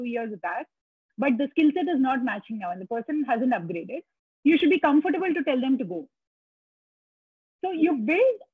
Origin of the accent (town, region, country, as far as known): India